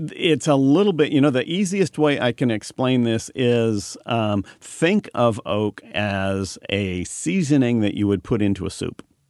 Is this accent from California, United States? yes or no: yes; Marysville, California, United States; I was born in Marysville